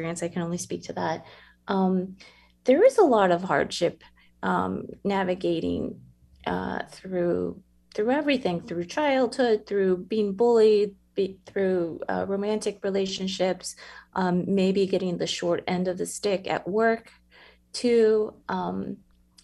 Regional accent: San Antonio, Texas, United States; So I grew up in San Antonio, obviously, born and raised there

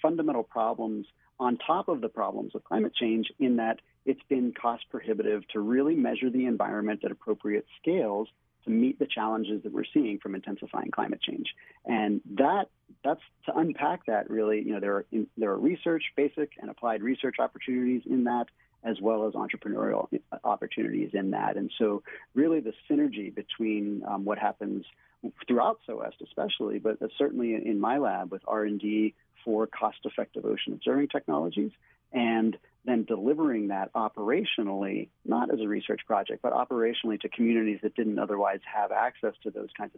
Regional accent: Pittsburgh, Pennsylvania, United States; born there; now in Hawaii, United States; I was born in Pittsburgh. I lived up and down the East Coast, but I've been here in Hawaii since 2004.

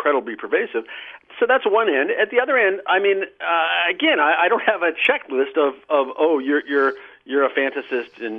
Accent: Nebraska, United States; the religious people I grew up with in Nebraska

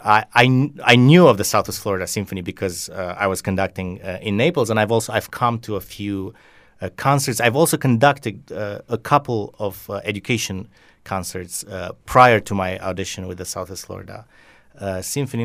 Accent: Romania; also born or lived in Bucharest, Romania; they moved me from my hometown to the capital of Romania, Bucharest

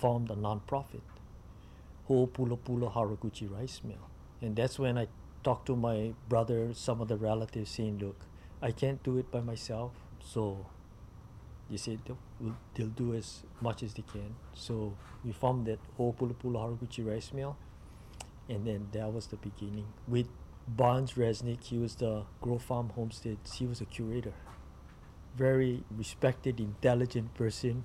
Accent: Hanalei, Hawaii, United States; when I was growing up in Hanalei

